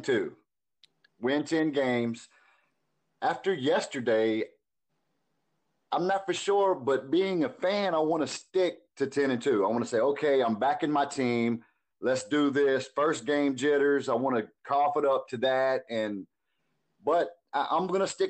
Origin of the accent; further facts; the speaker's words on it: Kentucky, United States; also born or lived in Dallas, Texas / Virginia Beach, Virginia; I am from Kentucky, born and raised.